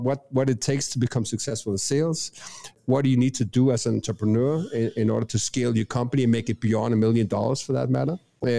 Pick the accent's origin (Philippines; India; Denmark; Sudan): Denmark; English is a second language; moved away as an adult; now in Medellín, Colombia; I'm originally from Denmark, Europe, hence the accent. I've been living abroad the last 15 years doing business predominantly in US. Currently reside in Colombia, Medellín.